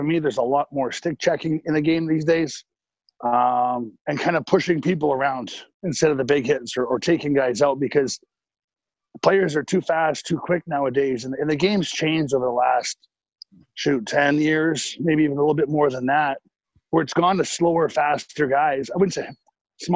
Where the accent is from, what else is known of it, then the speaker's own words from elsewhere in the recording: Lethbridge, Alberta, Canada; also born or lived in Vancouver; now in San Jose, United States; where I grew up in Lethbridge